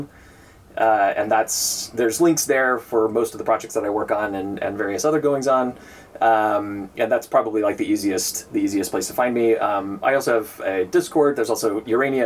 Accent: Northern Nevada, United States; I grew up in Northern Nevada

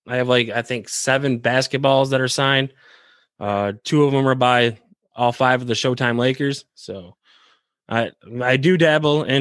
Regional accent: Michigan, United States; I'm from Michigan

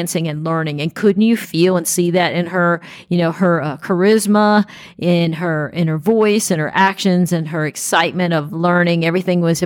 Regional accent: South Carolina, United States; I'm also from South Carolina

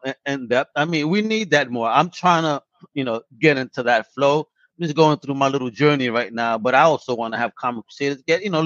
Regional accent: New York, United States; moved away; I grew up in New York.

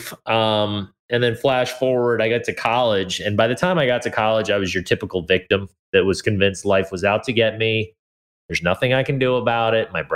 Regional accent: Hawaii, United States; also born or lived in California; I was born in California to two hippie parents. And very quickly we moved to Hawaii

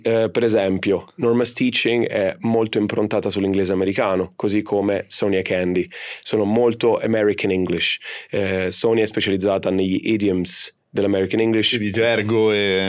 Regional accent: Cefalù, Sicily, Italy; Siciliano, sono Siciliano. di Cefalù, mamma e papà siciliani

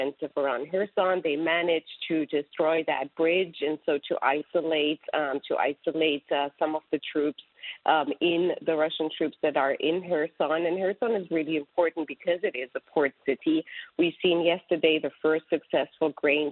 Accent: Germany; now in United States; I'm a proud European. I grew up in Germany

